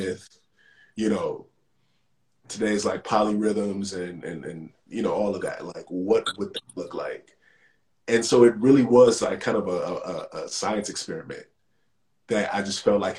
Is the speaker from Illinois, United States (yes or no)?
yes; Chicago, Illinois, United States; moved away as an adult; also born or lived in New York; now in Los Angeles, United States; I'm from the South Side of Chicago